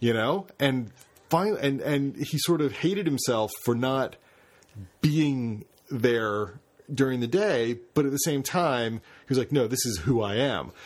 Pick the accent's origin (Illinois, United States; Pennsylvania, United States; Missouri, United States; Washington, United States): Pennsylvania, United States; Carroll County; I grew up in Carroll County.